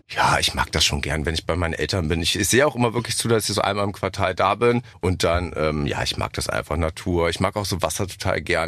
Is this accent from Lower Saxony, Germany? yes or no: yes; Helmstedt, Lower Saxony, Germany; moved away as an adult; now in Berlin, Germany; Helmstedt bin ich ja. geboren